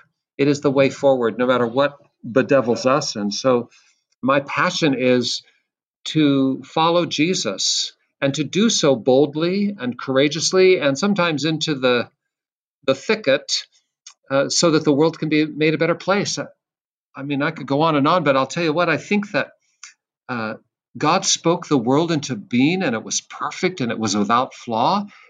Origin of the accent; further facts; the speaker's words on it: Seattle, Washington, United States; I'm from Seattle. That's my home place.